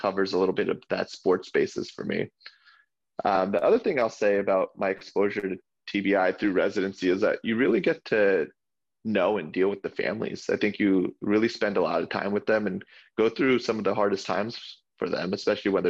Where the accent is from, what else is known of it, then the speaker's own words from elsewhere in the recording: New Jersey, United States; I grew up in Jersey